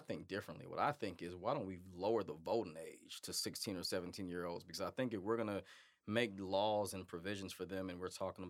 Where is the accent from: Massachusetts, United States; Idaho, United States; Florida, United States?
Massachusetts, United States; now in Forsyth County, Georgia, United States; Massachusetts, my home state